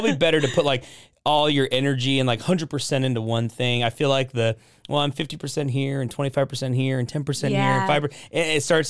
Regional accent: Portland, United States; moved away as an adult; now in Waco, United States; I'm from Portland, so I had to go back to Portland.

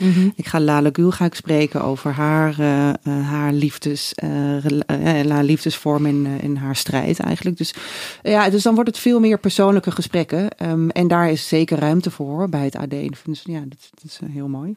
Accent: Raalte, Overijssel, Netherlands; moved away as an adult; now in Amsterdam, Netherlands; wegging uit Raalte, waar ik vandaan kom

